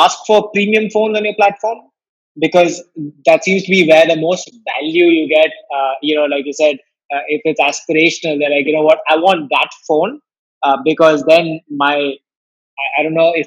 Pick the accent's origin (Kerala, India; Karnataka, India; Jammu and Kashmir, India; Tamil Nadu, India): Tamil Nadu, India; Chennai; I'm from Chennai